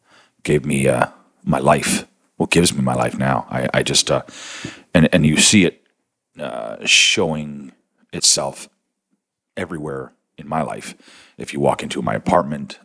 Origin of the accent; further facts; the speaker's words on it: Niagara-on-the-Lake, Ontario, Canada; also born or lived in St. Catharines, Ontario; now in Toronto, Canada; I grew up in the Niagara region in Ontario, wine region